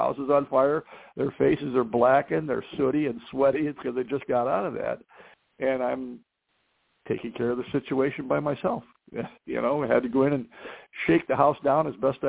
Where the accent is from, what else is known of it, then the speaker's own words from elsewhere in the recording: Canton, Ohio, United States; I was born and raised in Canton, Ohio, Football Hall of Fame city